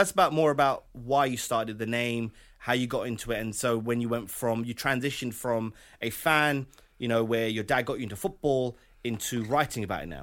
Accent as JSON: {"language": "English", "country": "United Kingdom", "said": "we are British"}